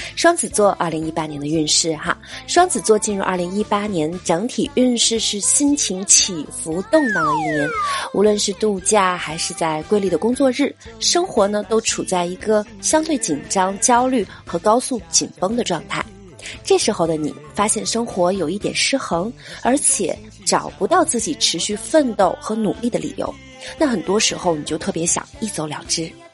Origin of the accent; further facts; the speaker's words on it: China; 作为一个中国人